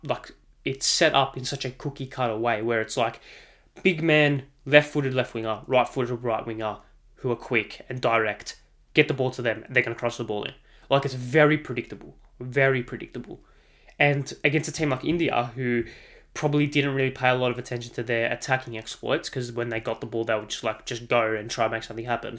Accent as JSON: {"language": "English", "country": "Australia", "said": "as an Australian"}